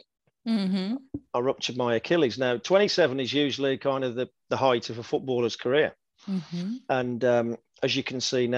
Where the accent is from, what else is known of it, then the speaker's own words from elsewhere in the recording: Wolverhampton, West Midlands, United Kingdom; I signed professional forms for Wolverhampton Wanderers, which is my hometown club